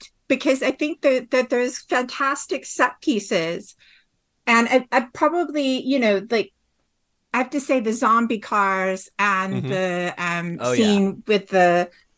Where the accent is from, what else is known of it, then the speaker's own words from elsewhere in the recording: Detroit, Michigan, United States; I'm from Detroit